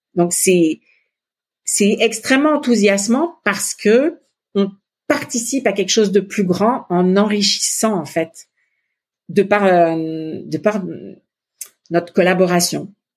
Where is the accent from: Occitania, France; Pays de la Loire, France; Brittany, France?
Occitania, France; Montpellier; moved away as an adult; also born or lived in Netherlands / Italy / Paris; now in Quebec, Canada; Mon mari est de Nîmes et moi je suis plutôt de Montpellier.